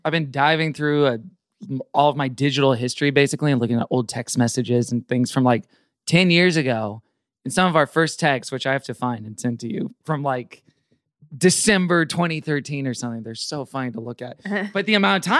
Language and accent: English; Houston, Texas, United States; I grew up in Houston